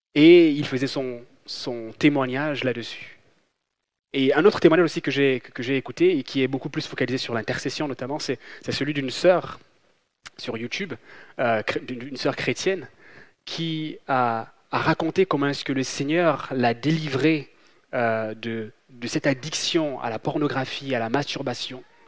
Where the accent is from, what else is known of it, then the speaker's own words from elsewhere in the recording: Gabon; moved away; j'ai grandi, j'ai grandi en Afrique, j'ai grandi au Gabon